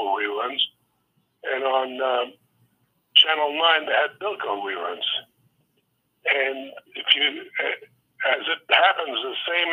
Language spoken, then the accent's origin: English; New York City, New York, United States; I was born in the Bronx, New York, November 1st, 1947.